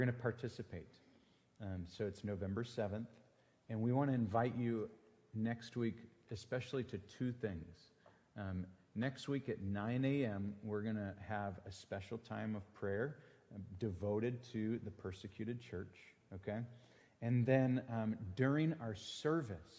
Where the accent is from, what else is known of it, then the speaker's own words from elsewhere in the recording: Green Bay, Wisconsin, United States; moved away; I'm from Green Bay